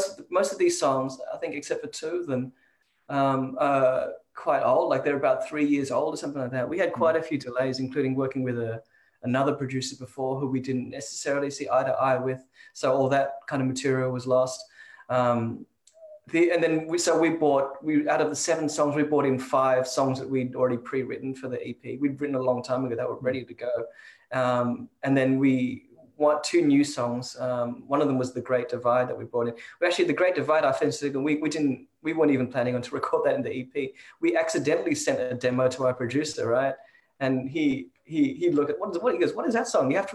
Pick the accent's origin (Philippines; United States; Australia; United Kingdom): Australia; Sydney, New South Wales; also born or lived in Toronto, Canada; I grew up mostly in Sydney